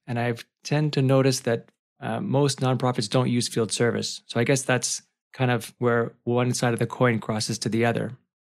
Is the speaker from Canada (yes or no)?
yes; Canada; being a Canadian